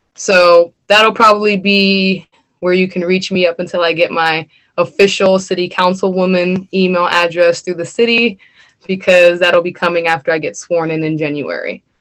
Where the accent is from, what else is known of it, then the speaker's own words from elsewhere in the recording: Erie, Pennsylvania, United States; I live on the Lower East Side. I was raised on Fifth and Wallace